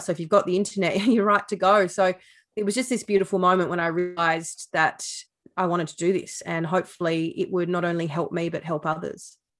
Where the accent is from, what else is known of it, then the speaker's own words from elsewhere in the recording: Sydney, New South Wales, Australia; moved away as an adult; now in Tasmania, Australia; I grew up in Sydney